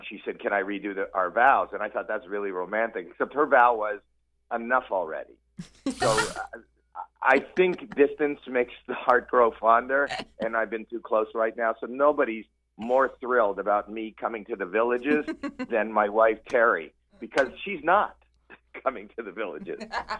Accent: Toronto, Ontario, Canada; I'm actually Canadian myself.

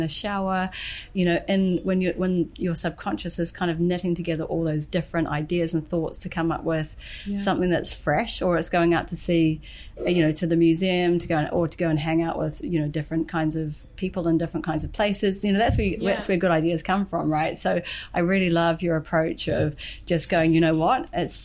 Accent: New Zealand; now in London, United Kingdom; I'm from New Zealand originally

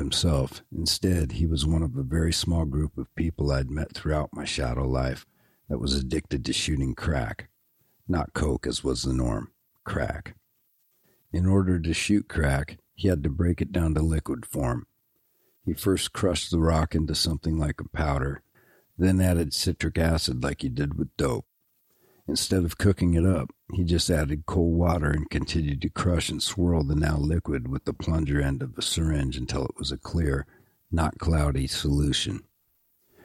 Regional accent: Seattle, Washington, United States; I was a singer from Seattle

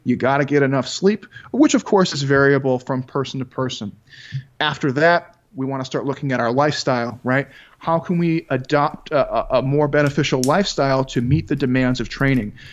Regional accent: Chicago, Illinois, United States; I grew up in Chicago, Illinois

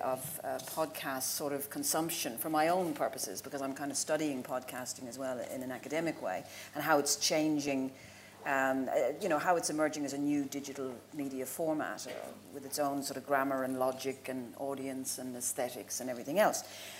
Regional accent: Ireland; now in Australia; I know I'm Irish

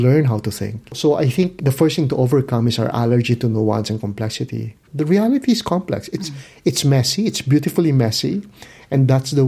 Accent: Philippines; I come from the Philippines.

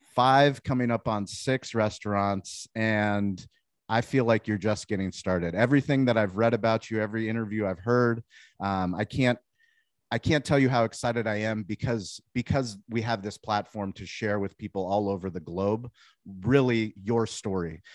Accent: Denver, Colorado, United States; also born or lived in Boulder, Colorado; I was born actually in Denver.

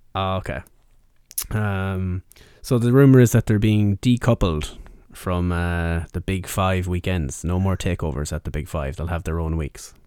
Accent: Mayo, Connacht, Ireland; I'm from Mayo

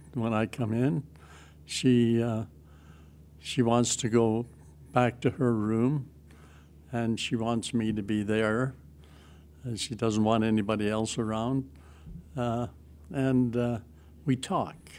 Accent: Western Canada, Canada; moved away as an adult; now in Toronto region, Canada; I come from Western Canada

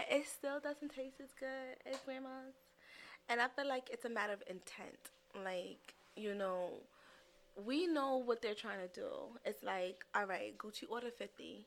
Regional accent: New York, United States; I'm a New Yorker.

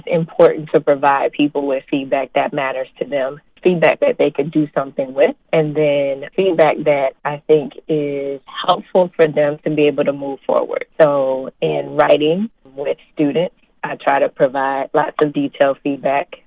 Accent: Houston, Texas, United States; moved away as an adult; now in Florida, United States; I am originally from Houston, Texas

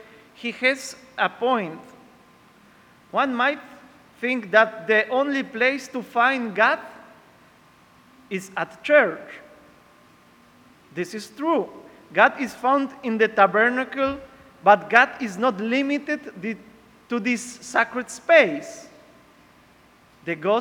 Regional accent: Poland; English is a second language; moved away as an adult; now in Peru; I am from Poland.

